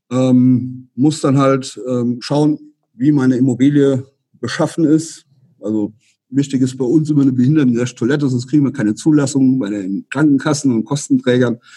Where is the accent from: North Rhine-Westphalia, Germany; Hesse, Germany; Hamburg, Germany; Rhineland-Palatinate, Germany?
Rhineland-Palatinate, Germany; Also wir hier, ich persönlich bin ja aus dem Westerwald, da ist das noch relativ überschaubar